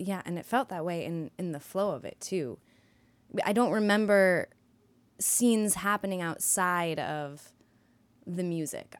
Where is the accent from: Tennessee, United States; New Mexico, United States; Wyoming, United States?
New Mexico, United States; Santa Fe; moved away; also born or lived in New York; I grew up in Santa Fe, New Mexico